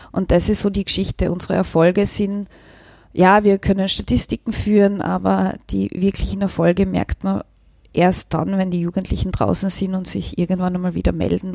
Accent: Völkermarkt, Carinthia, Austria; now in Vienna, Austria; meine Heimatstadt Völkermarkt

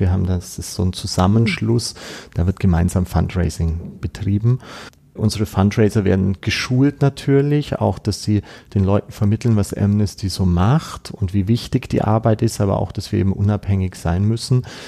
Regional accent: Austria; bei uns in Österreich

